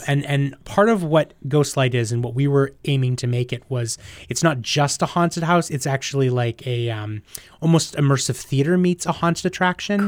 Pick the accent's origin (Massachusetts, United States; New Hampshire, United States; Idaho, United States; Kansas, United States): New Hampshire, United States; moved away as an adult; also born or lived in New York; I am from New Hampshire, but I haven't always lived here